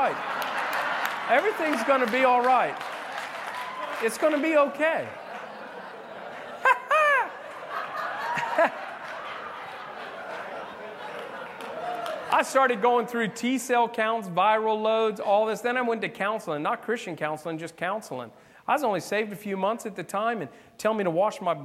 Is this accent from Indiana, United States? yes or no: no; South Florida, United States; I'm from South Florida. I was in West Palm.